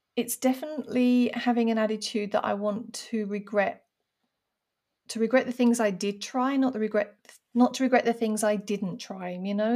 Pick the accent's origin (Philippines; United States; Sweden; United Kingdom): United Kingdom; now in France; being a Brit abroad